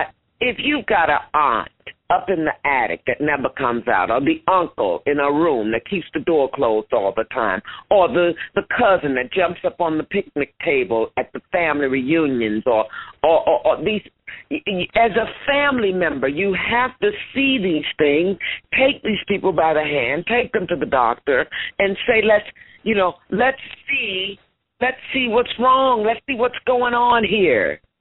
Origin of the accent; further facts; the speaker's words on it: St. Louis, Missouri, United States; I'm from St. Louis